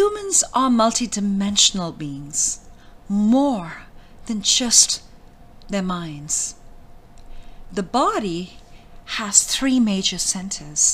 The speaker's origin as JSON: {"language": "English", "country": "India", "tie": "born or raised there", "said": "I was born in India."}